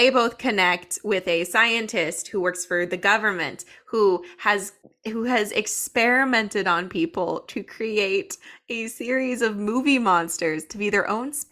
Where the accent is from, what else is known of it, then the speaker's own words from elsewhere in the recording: United States; as an American